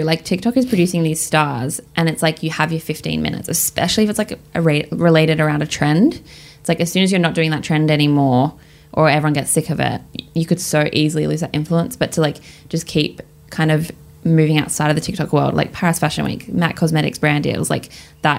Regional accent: Australia; also born or lived in London; now in Melbourne, Australia

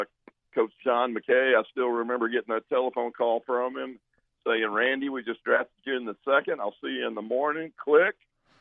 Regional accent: Tyler, Texas, United States; I'm from Tyler, Texas, which is the rose capital of the world, where Earl Campbell is from.

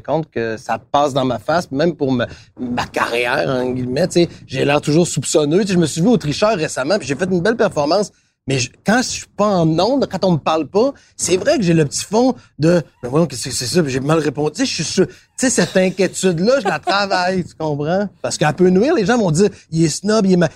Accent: Quebec City, Quebec, Canada; moved away as an adult; also born or lived in Montreal; moi j'étais de Québec

